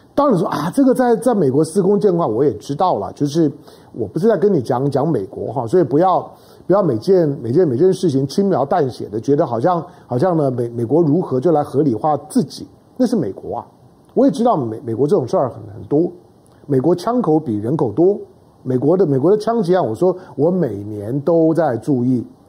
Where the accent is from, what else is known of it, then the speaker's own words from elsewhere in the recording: Taiwan; 我们毕竟是土生土长于台湾啊